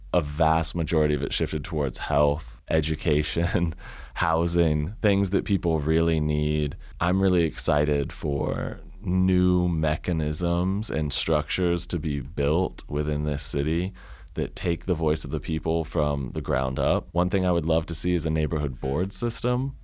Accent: Richmond, Virginia, United States; moved away as an adult; also born or lived in Germany; I moved back to my hometown of Richmond in December after living in Germany for a year and a half

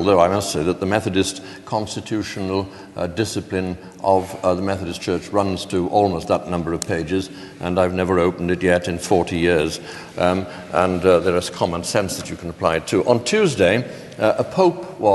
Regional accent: Wales, United Kingdom; I'm a Welshman

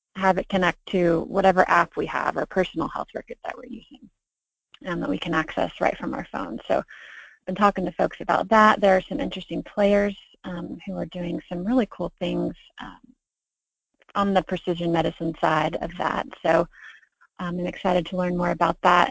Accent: Snellville, Georgia, United States; also born or lived in Pensacola, Florida / Athens, Georgia; I was born in Pensacola, Florida, and I was raised in the Atlanta suburbs of Stone Mountain and Snellville.

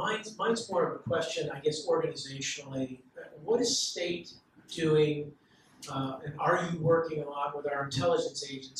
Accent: Russia; English is a second language; I'm originally from Russia

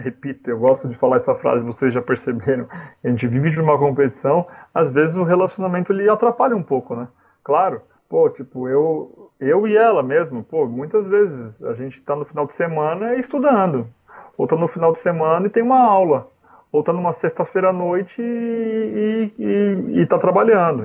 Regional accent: Brazil; moved away as an adult; now in London, United Kingdom; a nossa vida no Brasil

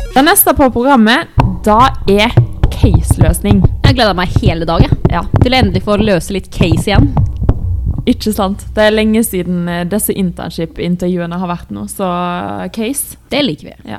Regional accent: Østfold, Norway; accent: Østfold dialect, thick L

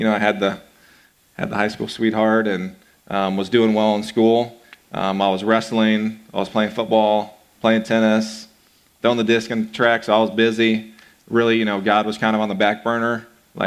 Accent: Belton, Missouri, United States; I grew up in Belton, Missouri. So a town that's about 20 miles south of Kansas City

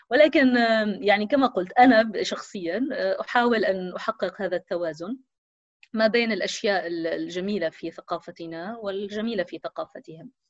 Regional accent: Syria; also born or lived in Palestine; كوني فلسطينية سورية آه هذا يعني أنني آه أنا وأهلي آه يعني شبه محبوسين في في سوريا

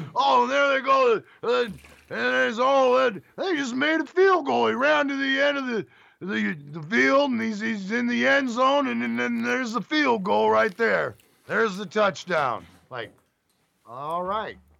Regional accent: Bay Area, California, United States; growing up in the Bay Area

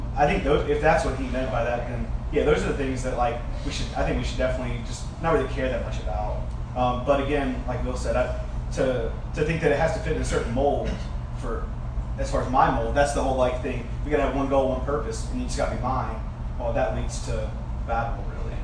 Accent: Alabama, United States; because I'm from Alabama, but it's because I'm from the South

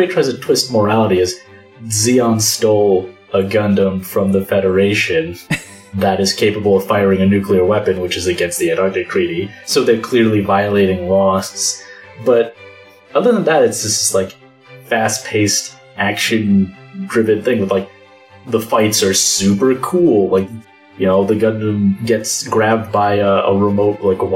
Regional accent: United States; a middle schooler growing up in the United States

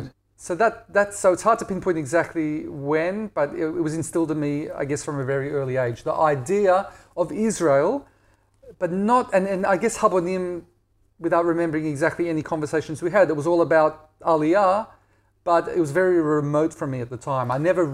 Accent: Perth, Western Australia, Australia; So living in Perth was idyll

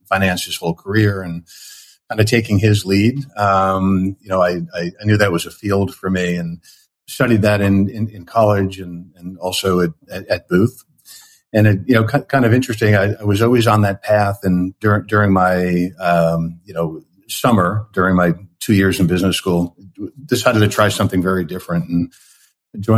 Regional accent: New York area, United States; now in San Francisco Bay Area, United States; I had grown up in the Northeast in the New York area

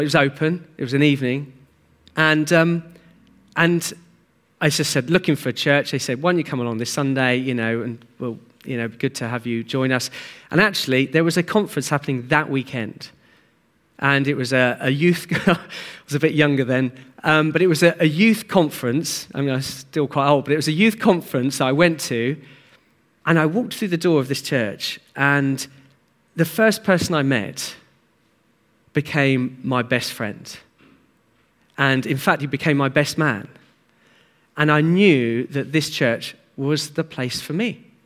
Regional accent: Hastings, South East England, United Kingdom; I grew up in Hastings

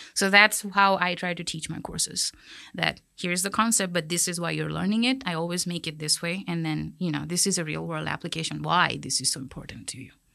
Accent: Kolkata, West Bengal, India; moved away as an adult; also born or lived in Ohio, United States / Chicago, United States; now in Texas, United States; I grew up in Calcutta, which is a very big city.

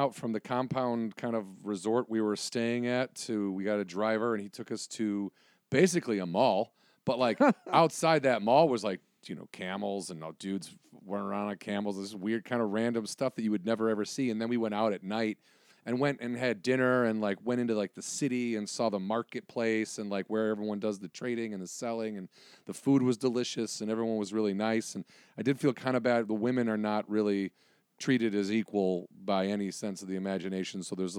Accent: Illinois, United States; now in Los Angeles, United States; No, I'm from Illinois.

